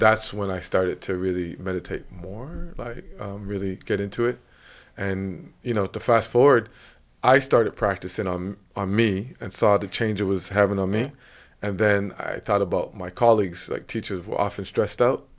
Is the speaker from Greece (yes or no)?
no; Montreal, Quebec, Canada; moved away; also born or lived in China; Lachine to be exact.